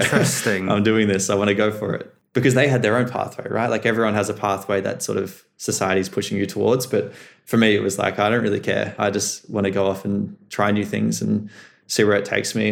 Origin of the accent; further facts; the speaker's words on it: Melbourne, Victoria, Australia; growing up in Melbourne, growing up in the, the school I did with the friends I had